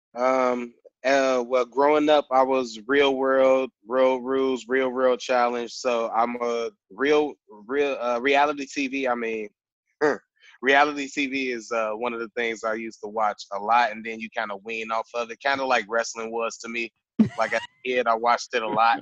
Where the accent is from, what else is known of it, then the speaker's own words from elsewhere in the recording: Chicago, Illinois, United States; I'm from Chicago